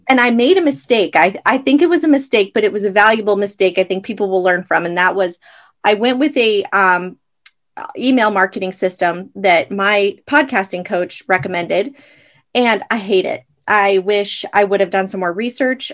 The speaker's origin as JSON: {"language": "English", "region": "Arizona", "country": "United States", "moved": "as an adult", "lives_now": "Idaho, United States", "said": "I'm from Arizona"}